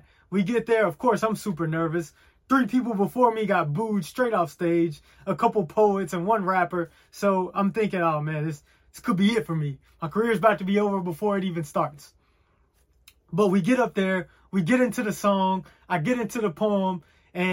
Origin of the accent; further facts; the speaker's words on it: Chattanooga, Tennessee, United States; moved away; my hometown in Chattanooga.